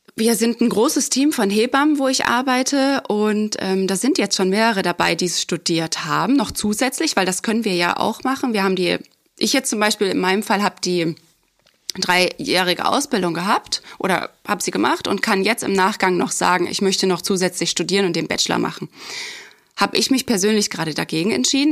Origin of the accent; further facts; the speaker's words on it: near Dresden, Saxony, Germany; moved away; komme ich ja ursprünglich aus dem Osten, ähm, aus der Nähe aus Dresden.